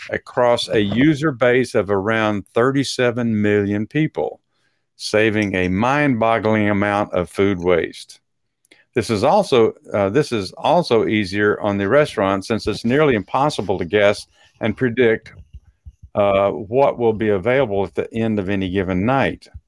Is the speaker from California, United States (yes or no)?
no; Texas, United States; accent: Texas; that was my Texas accent coming out